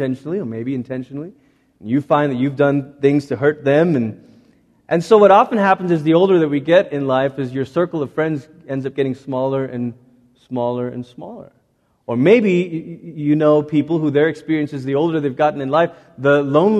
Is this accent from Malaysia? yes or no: yes; Malaysia; also born or lived in Portland, Oregon, United States; growing up in Malaysia